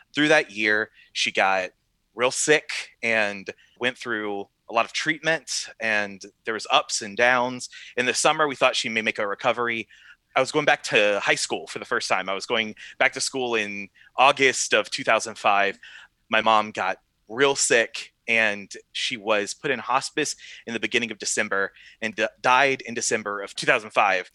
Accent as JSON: {"language": "English", "region": "South Carolina", "country": "United States", "tie": "born or raised there", "moved": "yes", "lives_now": "South Bend, Indiana, United States", "said": "I was born in South Carolina, and I grew up in a faithful church"}